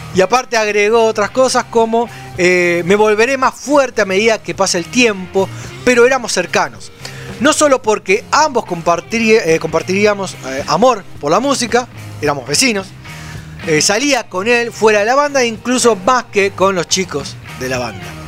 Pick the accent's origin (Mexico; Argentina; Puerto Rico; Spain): Argentina; Florencio Varela, Buenos Aires Province; Nosotros somos de Florencia Varela